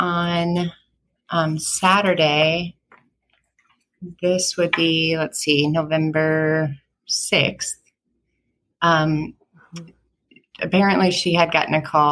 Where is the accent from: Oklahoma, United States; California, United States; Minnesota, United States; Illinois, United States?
Minnesota, United States; Hutchinson; also born or lived in Winthrop, Minnesota; So we grew up in Winthrop on a farm and moved to Hutchinson when I was probably in like fifth grade.